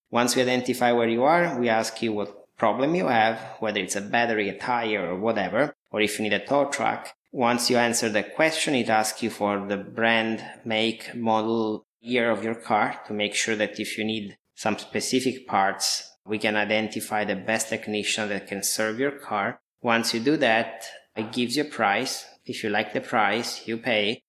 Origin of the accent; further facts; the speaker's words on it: Apulia, Italy; moved away; I was born and raised in Italy almost 32 years ago now